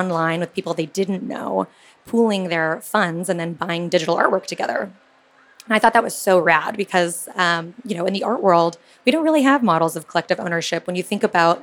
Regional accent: California, United States; I grew up in California, went to school in the Silicon Valley

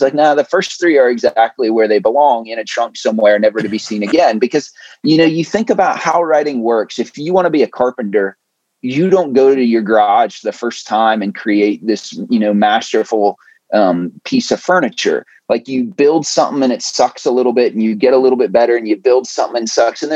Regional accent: Ohio, United States; I grew up in the Midwest in Ohio originally

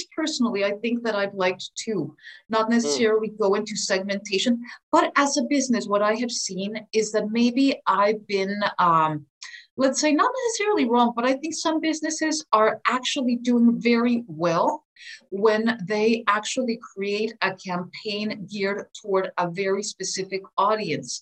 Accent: Philadelphia, Pennsylvania, United States; I grew up in Philadelphia myself on the East Coast.

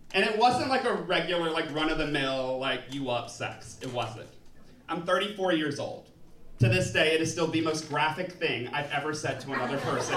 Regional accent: New Orleans, Louisiana, United States; I'm from New Orleans

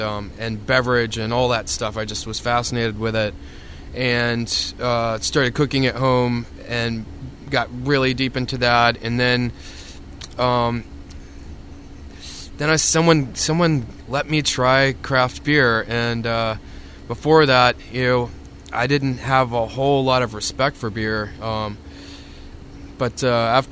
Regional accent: United States; moved away as an adult; also born or lived in Tallahassee, Florida / Atlanta, Georgia; now in Tampa, United States; I was given a job as the apprentice at Poplar Head Mule Company in Dothan, Alabama, which is about 30 miles away from my hometown.

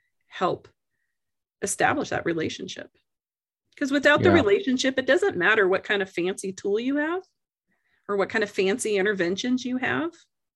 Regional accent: Canada; born there; my parents are American. I was born in Canada and raised kind of all over

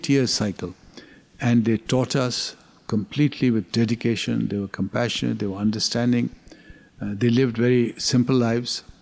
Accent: Abbottabad, Khyber Pakhtunkhwa, Pakistan; because I grew up in North Pakistan in a town called Abbottabad, which you will recognize from Osama bin Laden was hiding out there.

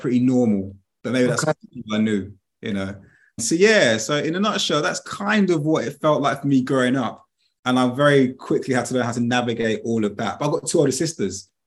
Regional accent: London, United Kingdom; now in Yorkshire, United Kingdom; growing up in Brixton, because I grew up in Brixton in the 80s and 90s

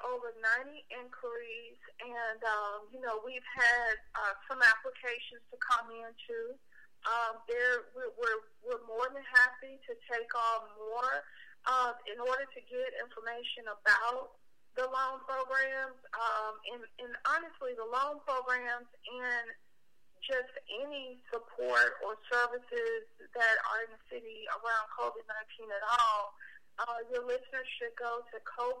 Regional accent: Memphis, Tennessee, United States; it's not because I'm from Memphis that I love Memphis, but it's because I am Memphis. I am a Memphian.

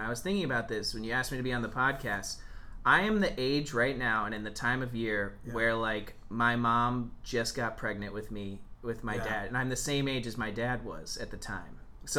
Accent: Vero Beach, Florida, United States; now in Chicago, United States; my mom grew up in my hometown, Vero Beach, where I'm from. I'm actually fourth generation Vero Beach.

